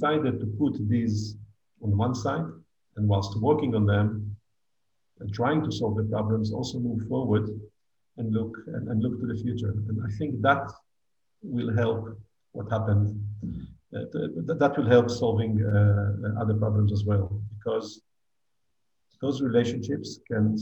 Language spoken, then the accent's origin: English; Israel; moved away as an adult; now in Abu Dhabi, United Arab Emirates; as Israelis